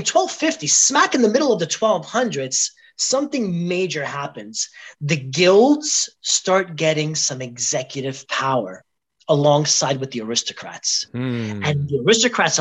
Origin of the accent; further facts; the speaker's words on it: New York, United States; moved away; I'm from New York originally